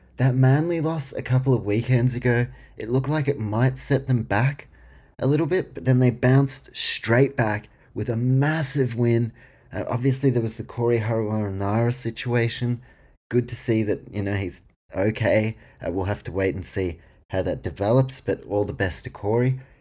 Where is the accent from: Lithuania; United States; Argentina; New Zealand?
New Zealand; I was born in New Zealand, grew up supporting the warriors